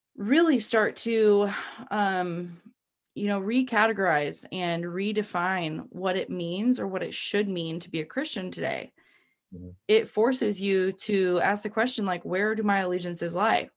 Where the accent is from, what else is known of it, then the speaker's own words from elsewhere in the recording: United States; I've been proud to be an American